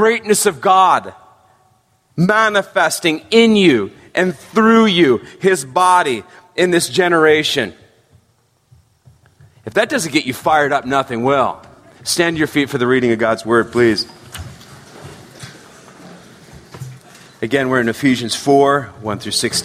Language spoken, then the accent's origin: English; San Francisco Bay Area, California, United States; I grew up in the San Francisco Bay Area